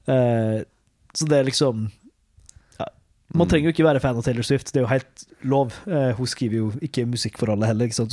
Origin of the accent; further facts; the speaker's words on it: Molde, Møre og Romsdal, Norway; Jeg sitter jo og redigerer der eh, hjemme i Molde